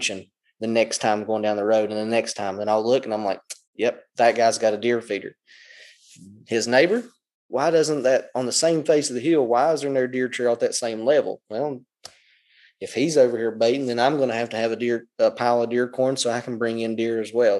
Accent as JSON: {"language": "English", "region": "Southern West Virginia", "country": "United States", "tie": "born or raised there", "moved": "yes", "said": "I come from Southern West Virginia where you don't have flat ground."}